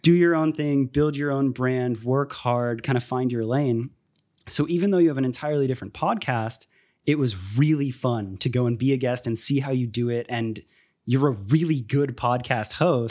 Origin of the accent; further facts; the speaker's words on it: Tampa, Florida, United States; also born or lived in Miami; I ended up moving to Tampa when I was, like, two